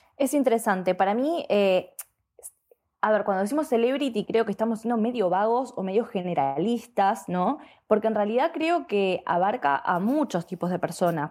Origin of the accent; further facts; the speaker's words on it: Argentina; soy argentina